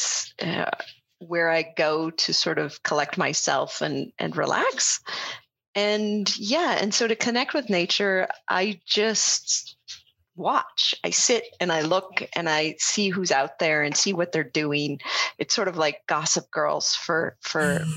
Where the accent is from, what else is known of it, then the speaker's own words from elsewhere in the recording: Northern Nevada, United States; I grew up in Northern Nevada